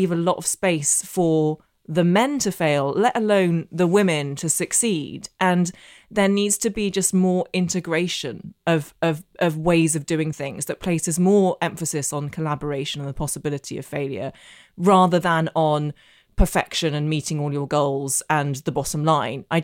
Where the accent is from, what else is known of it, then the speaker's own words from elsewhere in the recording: Northern Ireland, United Kingdom; Uh, basically, so I grew up in Northern Ireland. I know I don't have the accent, but I did, and my secondary school in Belfast was the only school um, in the entire province that taught Russian.